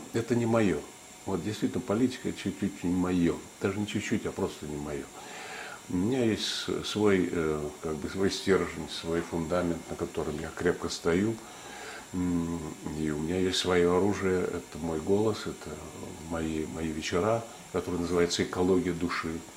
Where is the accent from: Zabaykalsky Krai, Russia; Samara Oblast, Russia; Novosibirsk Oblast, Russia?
Zabaykalsky Krai, Russia; Tsugol Datsan, Buryat settlement; also born or lived in Urluk, Krasnochikoysky District; Я родился в Бурятском поселке, в Цугульском Дацане, в этом монашеской келье